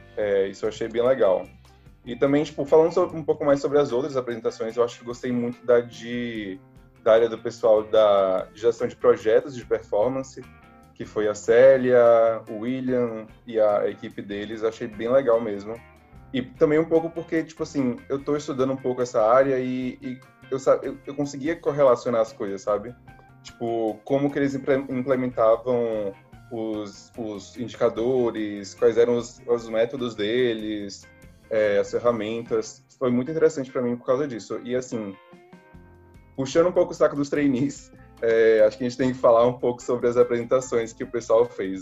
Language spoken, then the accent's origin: Portuguese; Salvador, Bahia, Brazil; moved away as an adult; now in Rio de Janeiro, Brazil; eu sou de Salvador